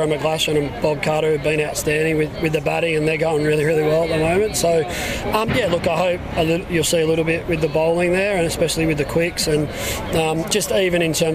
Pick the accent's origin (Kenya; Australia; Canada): Australia; as an Australian